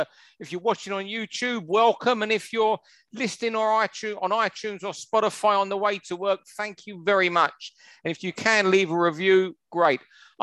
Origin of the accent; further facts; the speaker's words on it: London, United Kingdom; I was brought up on Falcon Road, mate.